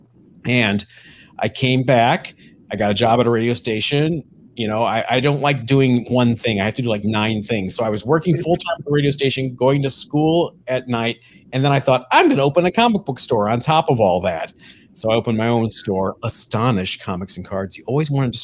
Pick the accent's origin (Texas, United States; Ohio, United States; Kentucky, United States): Ohio, United States; now in California, United States; I am from Ohio. I grew up